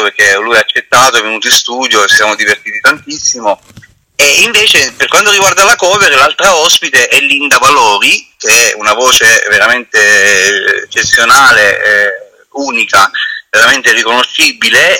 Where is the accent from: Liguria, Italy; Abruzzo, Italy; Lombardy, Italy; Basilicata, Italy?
Abruzzo, Italy; Roseto degli Abruzzi; io sono di Roseto